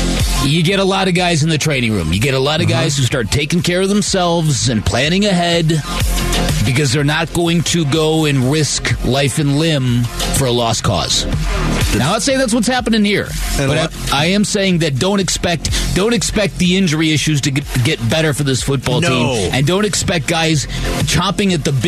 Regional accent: United States; We're American.

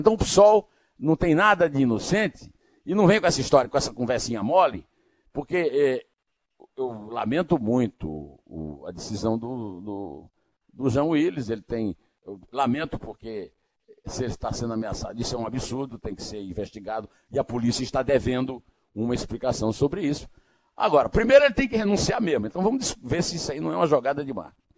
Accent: Iraúna, Paraíba, Brazil; born or raised there; now in São Paulo, Brazil

